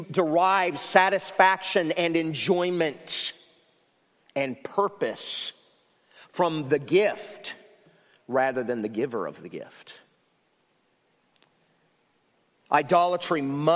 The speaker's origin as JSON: {"language": "English", "region": "Ohio", "country": "United States", "tie": "born or raised there", "moved": "yes", "lives_now": "South Carolina, United States", "said": "I'm from Ohio"}